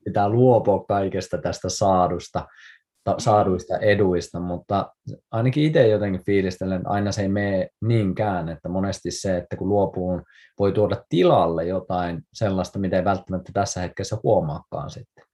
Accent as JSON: {"language": "Finnish", "town": "Kuusamo", "region": "North Ostrobothnia", "country": "Finland", "tie": "born or raised there", "said": "mä oon siis Kuusamosta kotoisin"}